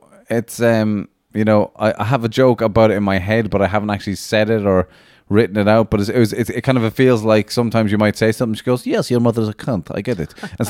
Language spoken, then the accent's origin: English; Latvia; English is a second language; And I'm from Latvia. That's why my accent.